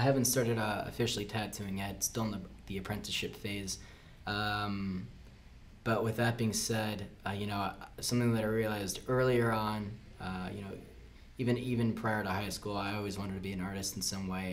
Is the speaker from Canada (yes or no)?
no; Key Largo, Florida, United States; moved away as an adult; now in Orlando, United States; where I grew up, uh, that wasn't uh, too common of a thing. Um, I'm from the Florida Keys